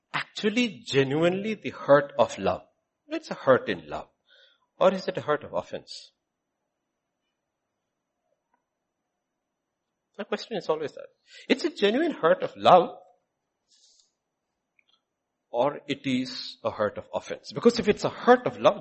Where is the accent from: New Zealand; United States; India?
India; we grew up seeing in India